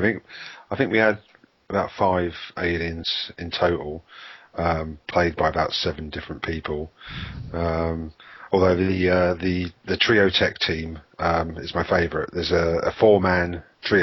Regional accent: United Kingdom; we're British

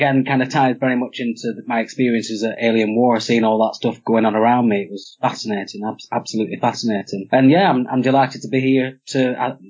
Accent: Clitheroe, North West England, United Kingdom; I'm from Clitheroe in Lancashire, and I'm a country lad

